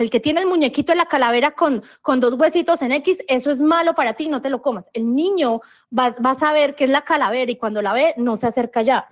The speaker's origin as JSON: {"language": "Spanish", "country": "Colombia"}